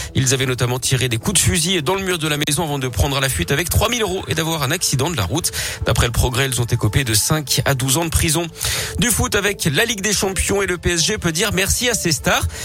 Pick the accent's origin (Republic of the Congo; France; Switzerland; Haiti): France; Lyon, Auvergne-Rhône-Alpes; Chez nous à Lyon